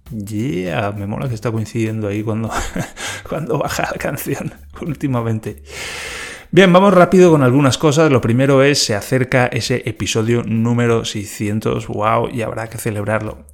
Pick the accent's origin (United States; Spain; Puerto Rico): Spain; Valencia, Valencian Community; yo vengo de Valencia